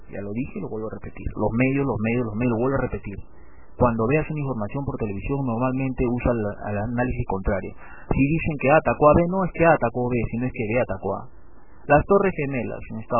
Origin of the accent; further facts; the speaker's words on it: Peru; mi experiencia en la escuela peruana.